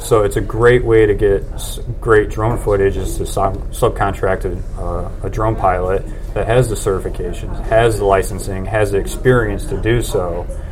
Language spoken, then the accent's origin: English; Plainfield, Illinois, United States; moved away as an adult; now in Indianapolis, United States; I'm originally from Plainfield, which is a suburb of Chicago